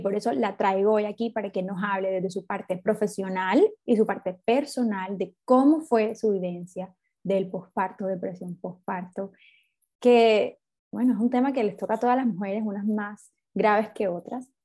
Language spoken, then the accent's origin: Spanish; Cartagena, Bolívar, Colombia; now in Barranquilla, Colombia; yo soy de Cartagena y vivimos las dos en Barranquilla